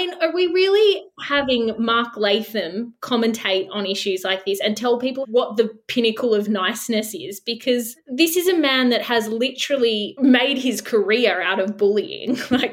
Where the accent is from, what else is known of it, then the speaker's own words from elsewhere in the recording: Australia; it's so political and it's so ugly and so low being Australian when you see our politicians act like this.